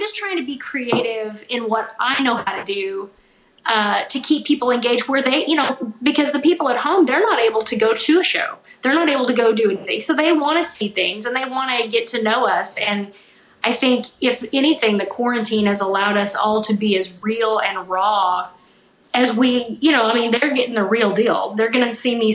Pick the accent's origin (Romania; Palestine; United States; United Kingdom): United States; Missouri; I grew up in Missouri